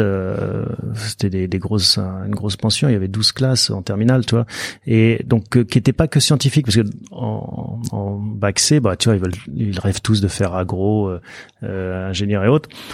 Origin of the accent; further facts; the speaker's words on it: Soisy-sur-Seine, Île-de-France, France; also born or lived in Paris; mes parents ont déménagé en banlieue parisienne, dans un village qui s'appelle Soisy-sur-Seine. C'est entre Évry et Corbeil. Et donc, bah, j'ai grandi là jusqu'à... Euh, jusqu'au bac